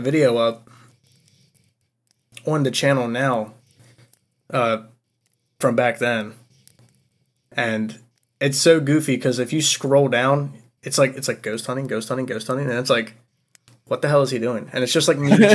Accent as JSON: {"language": "English", "region": "Maryland", "country": "United States", "said": "I come from crab country. That's what I like to call Maryland"}